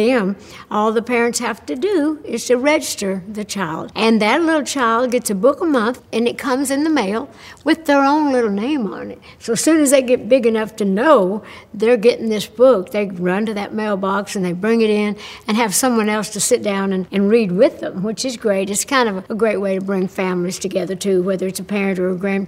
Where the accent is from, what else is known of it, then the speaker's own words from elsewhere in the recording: Tennessee, United States; the people in my home state of Tennessee and the way we grew up